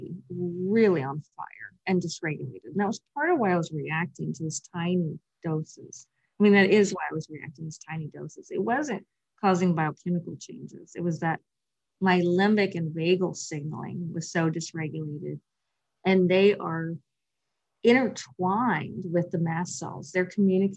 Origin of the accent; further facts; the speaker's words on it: Western Kentucky, United States; I came from Western Kentucky, which is quite rural, we did not have a yoga studio in sight anywhere.